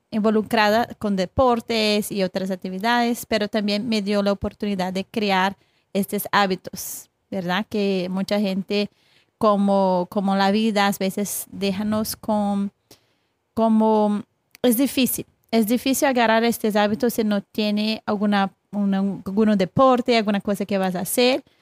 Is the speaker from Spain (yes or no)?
no; Brazil; Spanish is a second language; moved away as an adult; now in United States; Yo soy de Brasil. Entonces yo yo estuve aquí hasta, ya tiene como 11 años en Estados Unidos